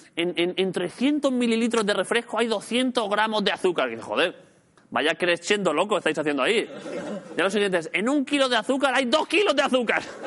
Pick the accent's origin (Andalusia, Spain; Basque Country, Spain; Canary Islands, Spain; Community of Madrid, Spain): Andalusia, Spain; Jaén; soy de Jaén